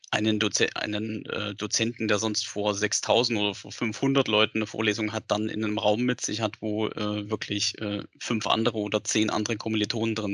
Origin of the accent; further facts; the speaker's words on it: Saxony, Germany; born there; also born or lived in Bavaria; Ich bin gebürtiger Sachse. Man hört es nicht mehr. Ich habe äh, zehn Jahre auch woanders gelebt, also insgesamt zwölf Jahre auch in Bayern.